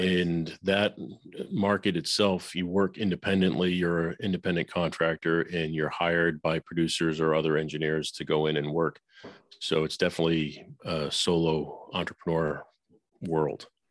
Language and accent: English; Boston, Massachusetts, United States; moved away as an adult; also born or lived in Nashville; I grew up in Boston